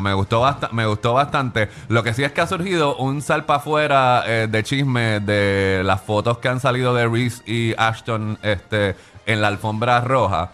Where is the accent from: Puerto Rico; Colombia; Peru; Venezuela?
Puerto Rico; yo soy de Puerto Rico